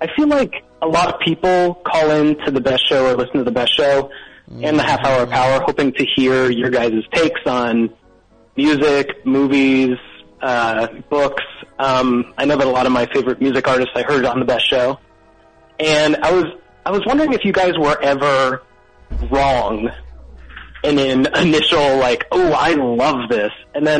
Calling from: Brooklyn, New York, United States; I'm calling from Brooklyn, New York.

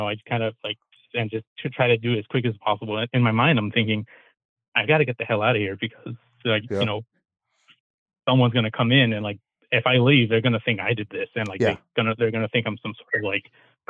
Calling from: California, United States; I'm calling from Wafto, California.

